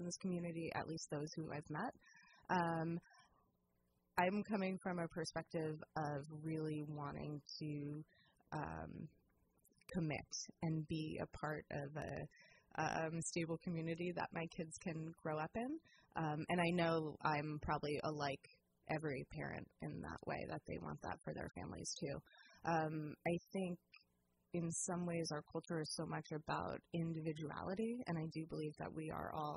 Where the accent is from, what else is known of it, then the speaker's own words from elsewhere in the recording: San Diego, California, United States; also born or lived in New Jersey / Santa Cruz, California; now in Petaluma, United States; I grew up in California and went to college at Santa Cruz and met my husband there